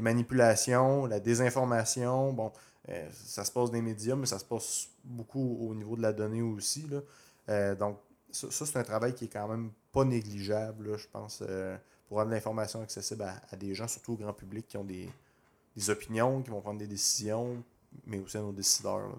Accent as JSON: {"language": "French", "region": "Quebec", "country": "Canada"}